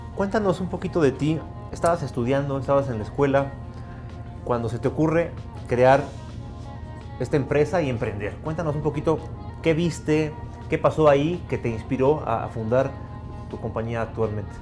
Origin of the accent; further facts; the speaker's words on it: Mexico; este país que vivimos, que nos gusta tanto y que amamos